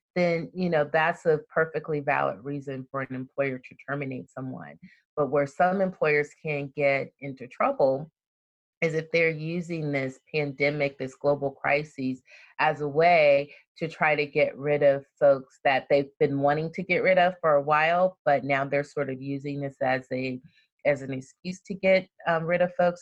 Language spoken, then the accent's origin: English; Compton, California, United States; also born or lived in Frankfurt, Germany / Birmingham, Alabama; that's the part of Compton that I grew up